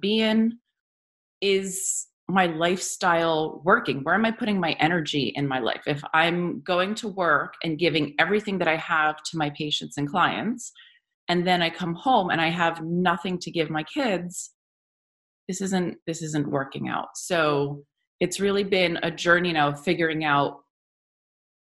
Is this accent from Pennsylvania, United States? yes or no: no; New Jersey, United States; I grew up here in New Jersey